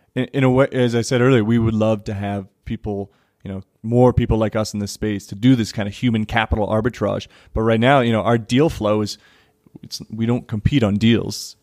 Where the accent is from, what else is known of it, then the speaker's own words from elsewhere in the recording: United States; also born or lived in Parkhurst, Johannesburg, South Africa; now in Johannesburg, South Africa; I am American and, you know, I live in Parkhurst